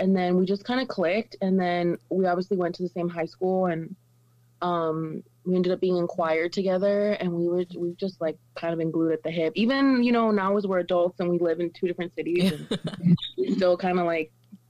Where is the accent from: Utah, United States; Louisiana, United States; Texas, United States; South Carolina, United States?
Texas, United States; El Paso; moved away as an adult; now in Chicago, United States; I live in Chicago, gang. I'm originally from El Paso, but I moved out here almost 2 years ago to the day, pretty much.